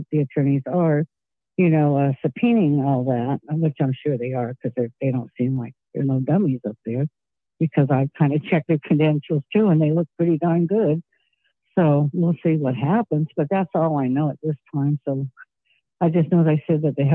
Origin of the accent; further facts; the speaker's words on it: California, United States; also born or lived in New York / Massachusetts; I've always been a California girl since I was two